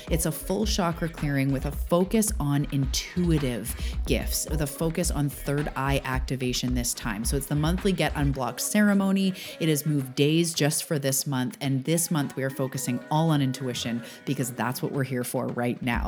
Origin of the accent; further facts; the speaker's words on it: Canada; also born or lived in Vancouver Island, British Columbia; I'm a Canadian on the West Coast on Vancouver Island